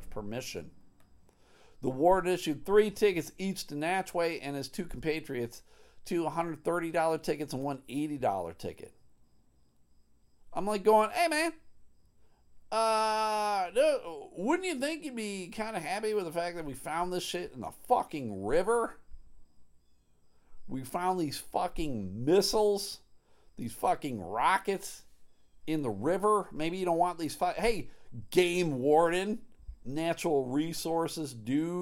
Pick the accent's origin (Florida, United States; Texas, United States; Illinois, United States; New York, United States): New York, United States; Buffalo; I grew up in Buffalo, where calling Coke, Pepsi, Dr. Pepper, pop is what you do.